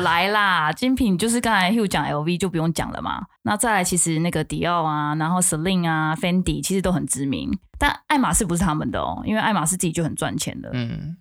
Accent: Taiwan; 我是台湾人

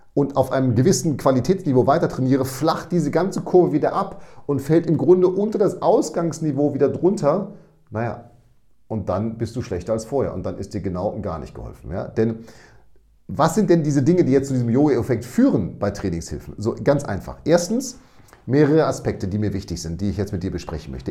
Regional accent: Münster, North Rhine-Westphalia, Germany; ich komme aus Münster und da ist der Winter relativ nass

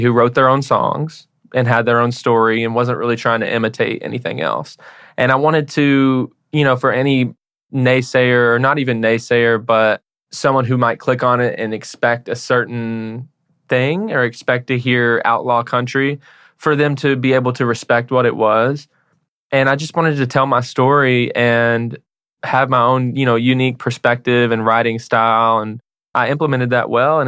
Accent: Paris, Tennessee, United States; also born or lived in Nashville, Tennessee; I was born in Nashville and I grew up in a small town called Paris, Tennessee

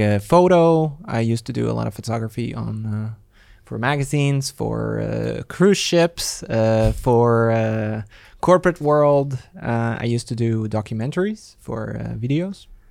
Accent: Latvia; moved away; I am originally from Latvia

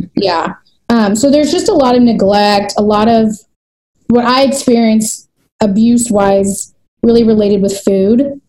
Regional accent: United States; I'm back into my hometown where I live now, and it's very diverse. It's one of the diverse, most diverse cities in America

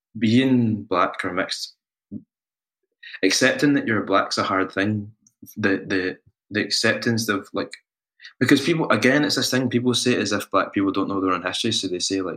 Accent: Scotland, United Kingdom; we're not Kenyan, we're not Nigerian, we're Scottish

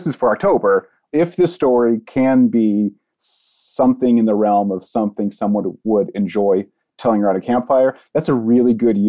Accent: Ohio, United States; I'm from Ohio, which seems to be a particularly haunted state.

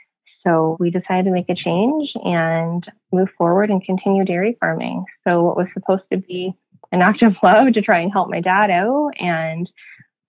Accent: Canada; moved away as an adult; also born or lived in United States; we decided to move back to Canada

